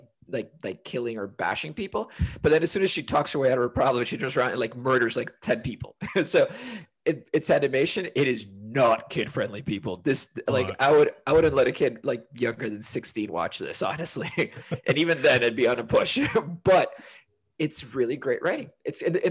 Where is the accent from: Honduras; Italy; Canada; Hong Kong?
Honduras; also born or lived in London, United Kingdom; now in Portland, United States; I'm originally from Honduras, but currently live in Portland and made my way here via 10 years in London